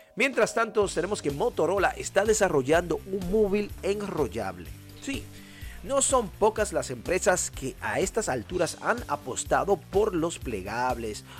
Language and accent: Spanish; Dominican Republic; mi país natal y la isla de donde provengo, que es la República Dominicana